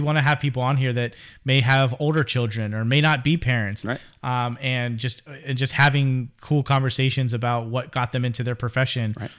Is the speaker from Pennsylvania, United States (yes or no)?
yes; Pittsburgh, Pennsylvania, United States; now in Florida, United States; I am originally from Pittsburgh, Pennsylvania, born and bred